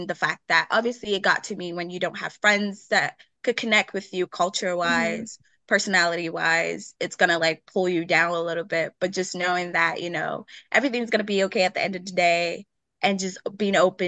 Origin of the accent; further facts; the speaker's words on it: Nigeria; now in Milwaukee, United States; Growing up in Nigeria